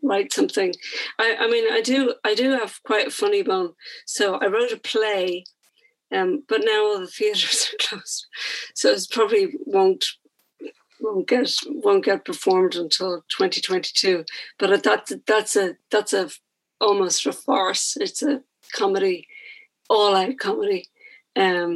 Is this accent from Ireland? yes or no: yes; Ireland; We're Irish.